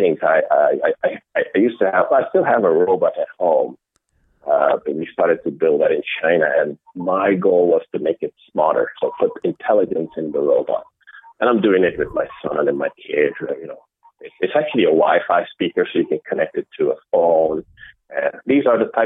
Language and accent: English; Amsterdam, North Holland, Netherlands; also born or lived in Rotterdam, Netherlands; I grew up in the Netherlands, in Amsterdam